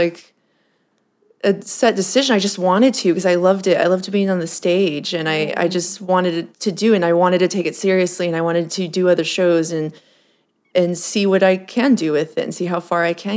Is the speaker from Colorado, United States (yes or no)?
no; Southern California, United States; also born or lived in San Diego / Fullerton; now in Los Angeles, United States; I'm from Southern California, actually.